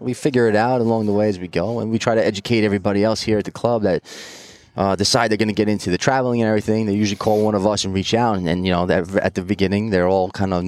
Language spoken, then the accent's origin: English; New York, United States; also born or lived in Long Island, New York; I'm from New York